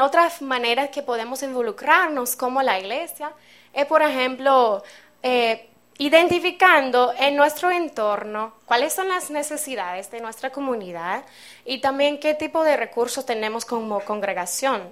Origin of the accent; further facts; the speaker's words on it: Seattle, Washington, United States; moved away; soy de los Estados Unidos, de Seattle, en el noroeste de mi país.